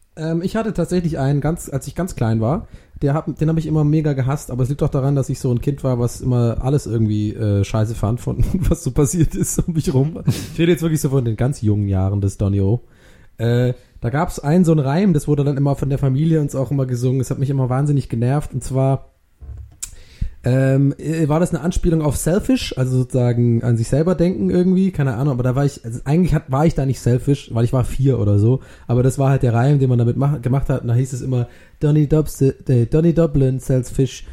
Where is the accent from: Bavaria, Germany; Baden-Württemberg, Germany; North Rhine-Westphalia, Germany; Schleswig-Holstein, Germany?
Baden-Württemberg, Germany; Swabia; bei uns in Schwabenland